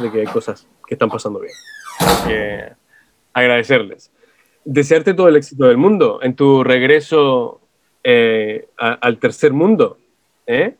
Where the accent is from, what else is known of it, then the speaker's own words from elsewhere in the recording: Chile; acá en Chile